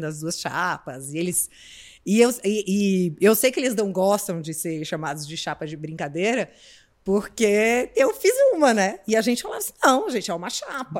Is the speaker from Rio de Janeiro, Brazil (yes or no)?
no; Brasília, Federal District, Brazil; moved away as an adult; now in São Paulo, Brazil; eu sou de Brasília, vim para São Paulo para fazer faculdade